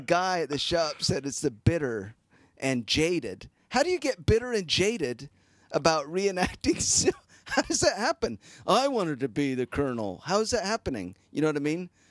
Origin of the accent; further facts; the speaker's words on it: Utah, United States; I'm from Utah